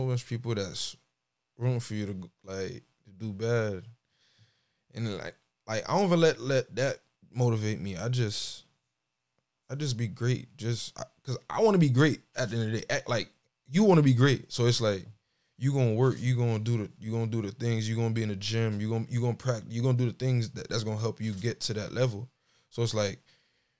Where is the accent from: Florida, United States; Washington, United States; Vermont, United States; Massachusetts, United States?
Florida, United States; Margate; I'm from Margate, Florida, man. I'm Haitian. I'm real Haitian.